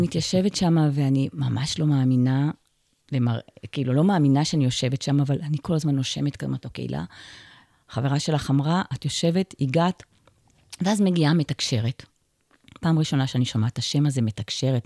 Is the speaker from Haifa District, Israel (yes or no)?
yes; Ma'agan Michael, Haifa District, Israel; קיבוצניקית, נולדתי פה במעגן מיכאל